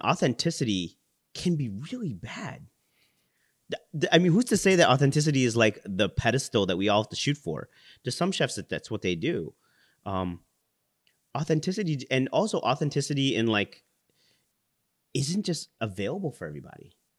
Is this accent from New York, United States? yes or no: no; Chicago, Illinois, United States; I was born in Chicago. My parents are from the Philippines.